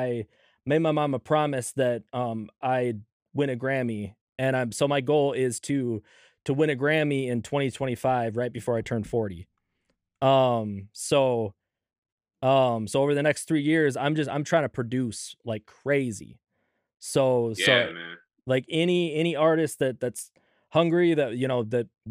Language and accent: English; Minnesota, United States; also born or lived in Southern California; when I moved to Minnesota